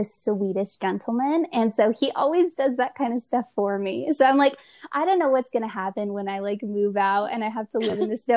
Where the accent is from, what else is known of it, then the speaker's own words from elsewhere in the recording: California, United States; moved away as an adult; now in Colorado Springs, United States; I'm originally from California.